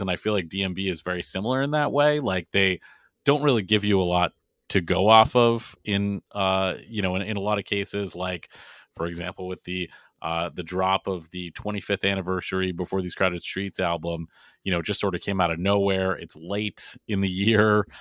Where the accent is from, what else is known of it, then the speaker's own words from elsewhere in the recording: Boston, Massachusetts, United States; I'm from Boston